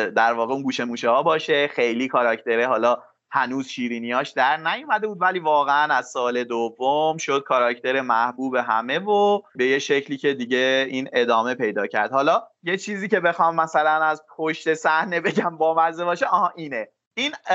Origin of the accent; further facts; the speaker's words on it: Mahallat, Markazi, Iran; also born or lived in Tehran; من خودم هم تو محلات بزرگ شدم البته متولد تهرانم ولی از اصالتا محلاتی هم تو محلات بزرگ شدم